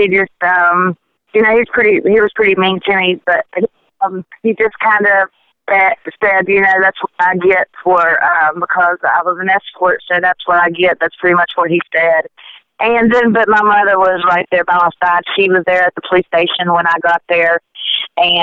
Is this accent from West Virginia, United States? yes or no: yes; Charleston, West Virginia, United States; I was born in Charleston, West Virginia, and raised here